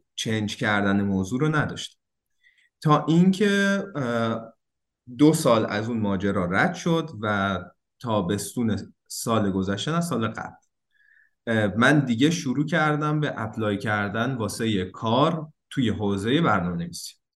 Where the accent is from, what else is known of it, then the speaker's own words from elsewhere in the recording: Isfahan, Iran; moved away as an adult; also born or lived in Tehran, Iran; now in Turin, Italy; من 18 سالگی از اصفهان اومده بودم تهران